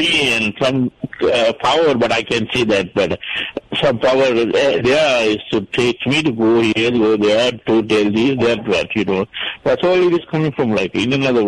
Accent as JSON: {"language": "English", "country": "Sri Lanka", "moved": "as an adult", "said": "I'm from Sri Lanka, and by the way, I'm here for a couple of years."}